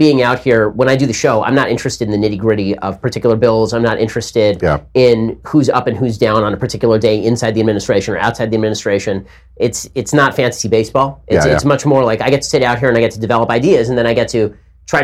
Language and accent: English; Los Angeles, California, United States; I grew up in Hollywood, because I grew up in Los Angeles